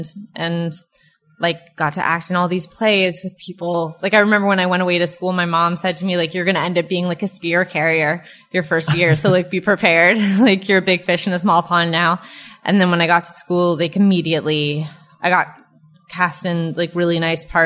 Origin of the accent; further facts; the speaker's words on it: Southern California, United States; moved away as an adult; growing up in Southern California, it's basically nice all the time.